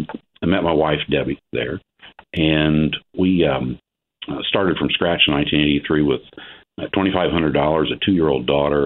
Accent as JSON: {"language": "English", "region": "Ohio", "country": "United States", "said": "I'm a farmer from Ohio. We started from scratch in 1983, but didn't start out that way. I didn't grow up on a farm. My mom and dad lived in town with me. I'm an only child"}